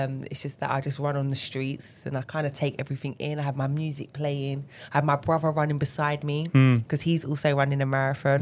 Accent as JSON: {"language": "English", "region": "London", "country": "United Kingdom", "tie": "born or raised there", "said": "London, obviously born and raised"}